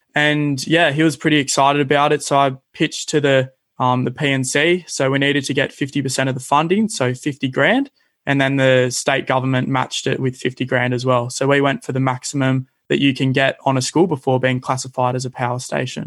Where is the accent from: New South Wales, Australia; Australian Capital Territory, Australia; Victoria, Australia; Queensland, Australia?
New South Wales, Australia; Cronulla; growing up in Cronulla, I've been pretty fortunate to spend a lot of my time at the beaches